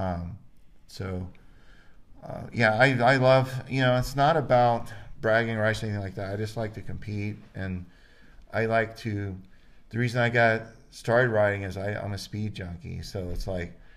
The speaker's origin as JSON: {"language": "English", "region": "Florida", "country": "United States", "tie": "born or raised there", "moved": "yes", "lives_now": "Idaho, United States", "said": "I grew up in Florida and I've always been homesick"}